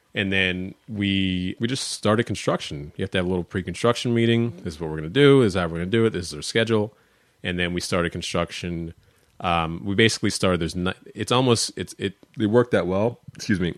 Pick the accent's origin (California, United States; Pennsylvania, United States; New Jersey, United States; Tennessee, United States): Pennsylvania, United States; Upper Dublin; also born or lived in Elkins Park, Pennsylvania / Melrose Gardens / South Philadelphia; now in Philadelphia, United States; I grew up first in Al, you know, in Elkins Park, Luma Gardens, and then we moved out to the suburbs